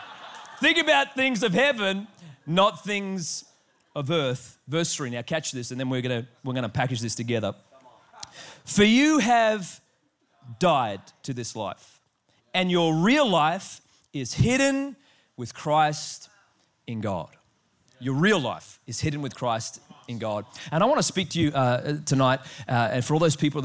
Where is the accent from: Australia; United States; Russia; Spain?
Australia; I am Australian